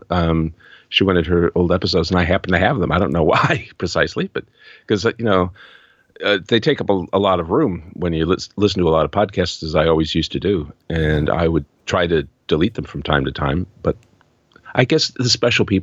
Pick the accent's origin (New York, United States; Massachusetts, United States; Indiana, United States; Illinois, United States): Illinois, United States; Chicago; moved away as an adult; now in New Zealand; in 1995, I moved from Chicago to New Zealand to be with the man who's now my husband.